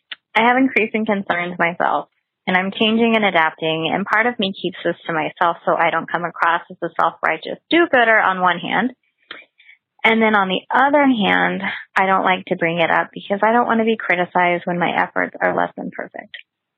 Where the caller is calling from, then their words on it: Melbourne, Florida, United States; I'm calling from Melbourne, Florida.